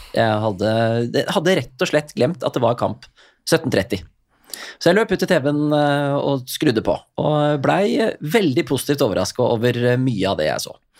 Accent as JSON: {"language": "Norwegian", "country": "Norway", "said": "jeg kom fra Norge"}